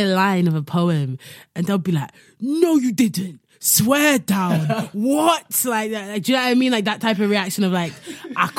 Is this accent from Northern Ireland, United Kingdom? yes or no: no; London, United Kingdom; also born or lived in Midwest, United States; growing up in London, also living in the Midwest in America for a bit